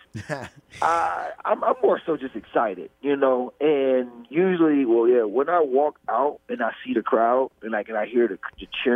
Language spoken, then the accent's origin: English; Cleveland, Ohio, United States; Cleveland, Ohio. City called St. Clair.